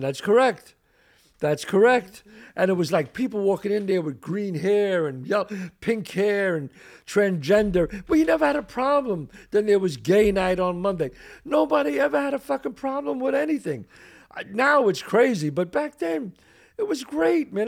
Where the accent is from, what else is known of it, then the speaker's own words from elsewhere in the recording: New York City, New York, United States; the suffering and the trials and tribulations that I had growing up the Bronx